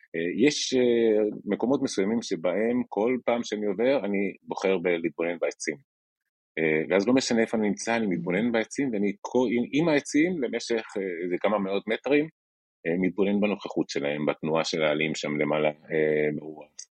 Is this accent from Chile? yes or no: yes; Chile; moved away as an adult; now in Israel; כשהייתי נער בצ'ילה